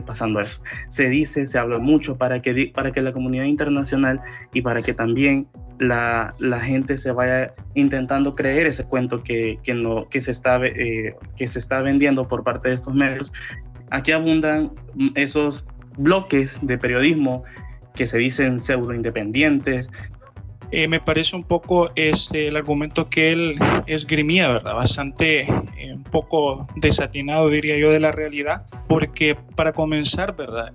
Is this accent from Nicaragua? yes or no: yes; Nicaragua; como nicaragüense